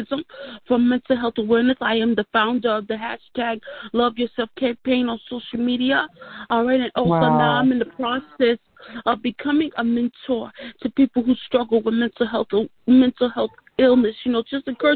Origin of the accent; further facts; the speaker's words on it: New York City, New York, United States; I'm originally from Brooklyn, New York. I'm a Brooklyn, New York native